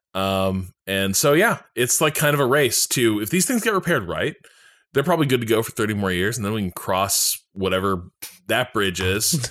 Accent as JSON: {"language": "English", "town": "Boston", "region": "Massachusetts", "country": "United States", "said": "I'm from Boston, and I'm like I'm deep in like the greater Boston area"}